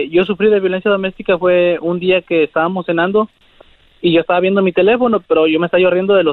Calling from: Coachella, California, United States; Les hablo aquí de, Cochela.

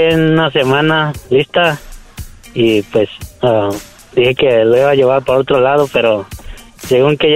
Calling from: Oxnard, California, United States; De Oxnard.

